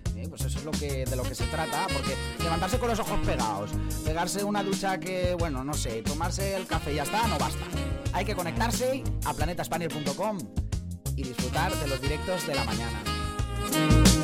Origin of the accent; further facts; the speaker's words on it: Denia, Valencian Community, Spain; now in United Kingdom; yo soy de Denia, de Alicante